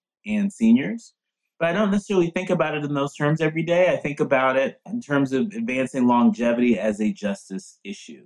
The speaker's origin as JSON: {"language": "English", "area": "San Francisco Bay Area", "region": "California", "country": "United States", "tie": "born or raised there", "said": "I grew up in the San Francisco Bay Area."}